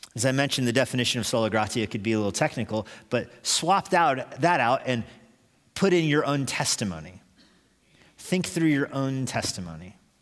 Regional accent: United States; I'm an American.

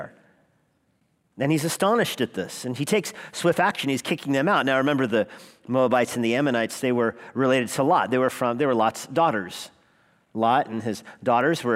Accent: Albuquerque, New Mexico, United States; moved away as an adult; I grew up in Albuquerque, never spent much time away from it

